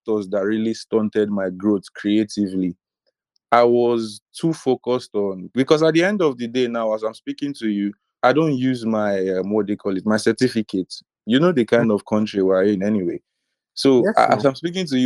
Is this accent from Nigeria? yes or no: yes; Nigeria; a Nigerian trying to be a creative.